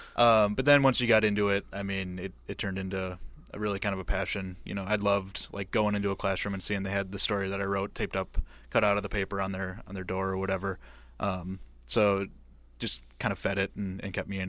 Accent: Green Bay, Wisconsin, United States; moved away as an adult; now in Eau Claire, United States; I'm from Green Bay

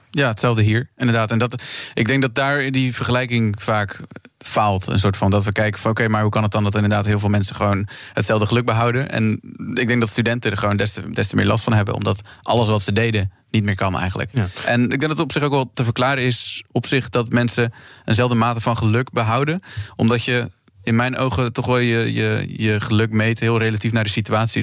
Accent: Krimpen aan den IJssel, South Holland, Netherlands; ik kom zelf ook uit Krimp aan de IJssel, ook uit een reformatorische achtergrond.

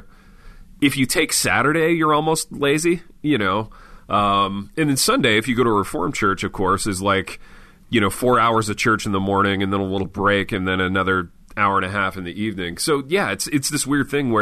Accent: Midwest, United States; this is me speaking as a Midwesterner

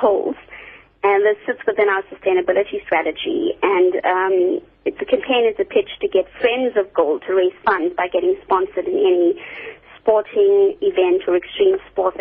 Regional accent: South Africa; as South Africans

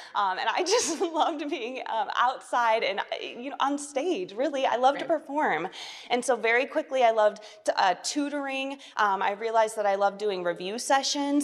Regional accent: Portage, Michigan, United States

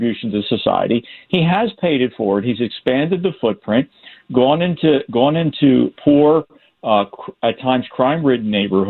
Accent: Philadelphia, Pennsylvania, United States; moved away; born and raised in Philly and still follows it

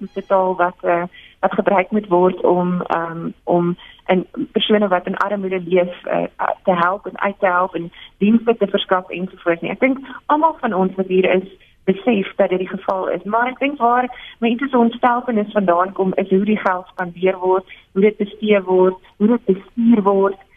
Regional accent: South Africa; as 'n Suid-Afrikaner

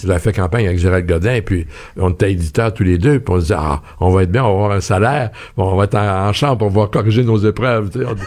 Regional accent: Quebec, Canada; on est québécois.

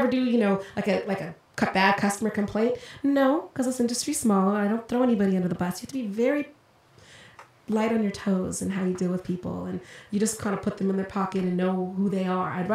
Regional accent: Colorado, United States; moved away as an adult; also born or lived in Los Angeles, California; now in California, United States; I was actually born in Los Angeles, so I'm a California native, but I grew up in Colorado

